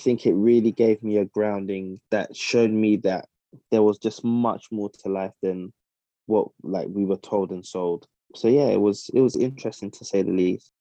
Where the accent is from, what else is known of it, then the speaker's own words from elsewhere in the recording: London, United Kingdom; moved away as an adult; also born or lived in Midlands; now in Ghana; I was born and raised in South London, but yeah, I, am of Ghanaian heritage